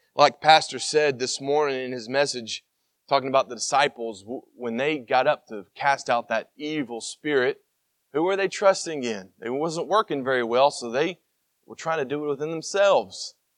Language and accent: English; Tennessee, United States; I'm from Tennessee